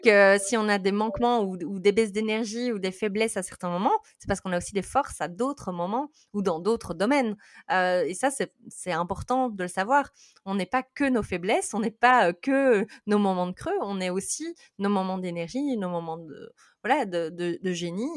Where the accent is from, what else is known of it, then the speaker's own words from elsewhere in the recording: Belgium; je suis belge. Euh, donc, désolée pour mon accent.